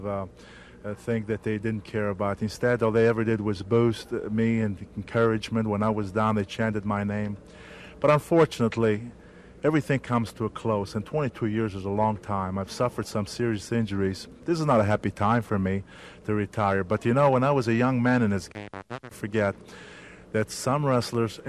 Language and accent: English; Abruzzo, Italy; now in United States; I came from Abruzzi, Italy, small town in the mountains